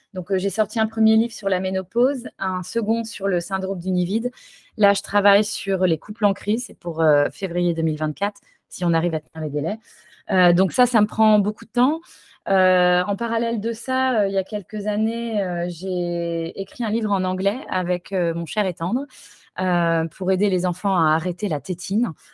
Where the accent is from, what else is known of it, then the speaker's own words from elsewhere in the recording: Paris, Île-de-France, France; moved away as an adult; also born or lived in Toulouse; now in San Francisco, United States; chez moi à Paris